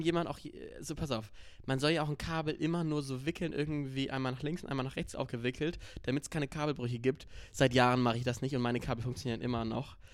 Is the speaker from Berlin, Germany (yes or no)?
no; North Rhine-Westphalia, Germany; bei uns in NRW, Phantasialand, Moviepark